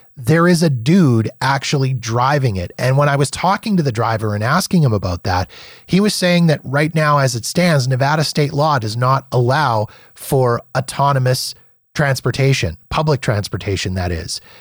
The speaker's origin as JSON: {"language": "English", "country": "Canada", "lives_now": "Calgary, Canada", "said": "as a Canadian"}